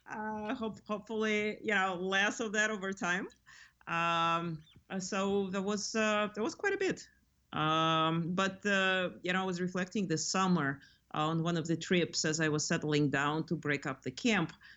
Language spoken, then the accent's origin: English; Lithuania; now in California, United States; I grew up in Lithuania